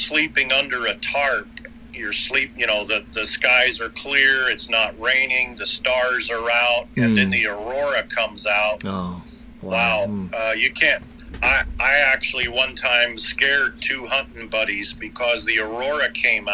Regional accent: Alaska, United States; also born or lived in Arizona; I was born in Arizona and raised in Alaska

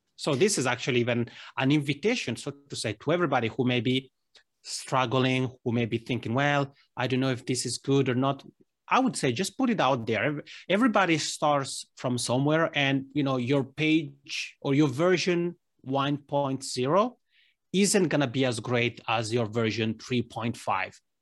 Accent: Italy; accent: Italian ("Macaroni"); first language Italian; English is a second language; now in Helsinki, Finland; Italian, which is my mother tongue, as people may tell from this Macroni accent.

